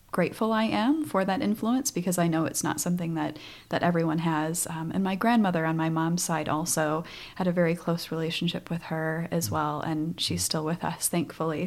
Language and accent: English; North Dakota, United States; moved away; I grew up on a farm in North Dakota